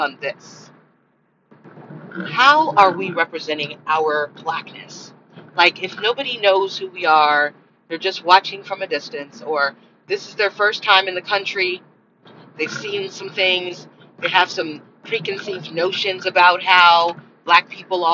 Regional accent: United States; I'm American

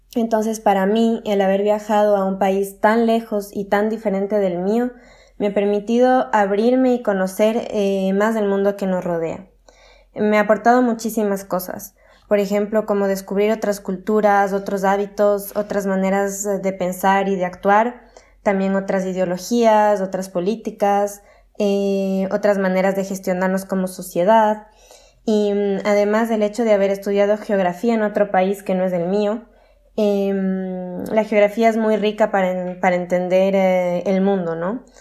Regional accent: Quito, Pichincha, Ecuador; moved away as an adult; now in Toulouse, France; vengo de Ecuador, de Quito, la capital.

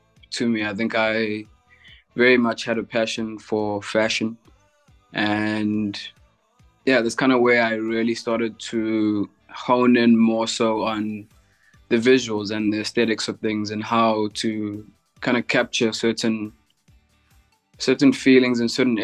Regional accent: Durban, KwaZulu-Natal, South Africa; I'm from Durban in South Africa.

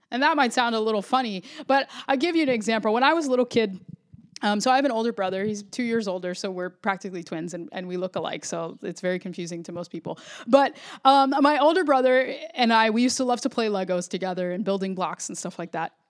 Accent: the suburbs of Florida, United States; also born or lived in Puerto Rico (ancestry); I grew up in the suburbs of Florida

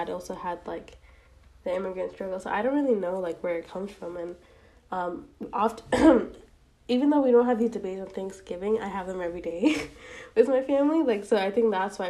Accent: United States; I'm Asian American, specifically South Asian

